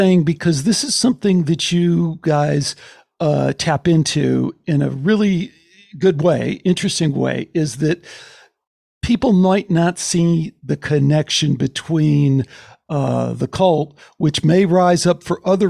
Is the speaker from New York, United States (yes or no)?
no; Chicago, Illinois, United States; I grew up in Chicago